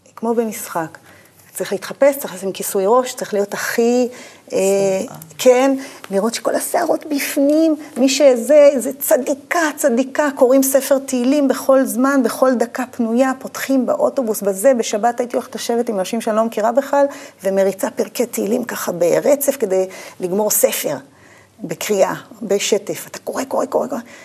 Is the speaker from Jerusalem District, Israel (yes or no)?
no; Urim, Southern District, Israel; moved away as an adult; also born or lived in Beersheba; בדרום אני אה, נולדתי, גדלתי, יותר נכון, בקיבוץ אורים. נולדתי בבאר שבע, בבית החולים שם, סורוקה